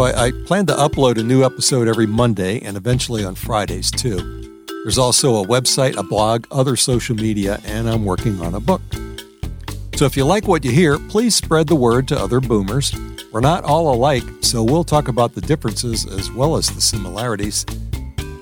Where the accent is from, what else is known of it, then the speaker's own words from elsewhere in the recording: New Orleans, Louisiana, United States; moved away as an adult; also born or lived in Wisconsin / Illinois / Texas; now in Maryland, United States; I grew up in New Orleans